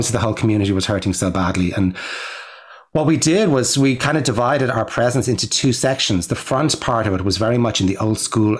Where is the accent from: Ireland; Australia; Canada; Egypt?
Ireland; now in New York, United States; I'm an Irish filmmaker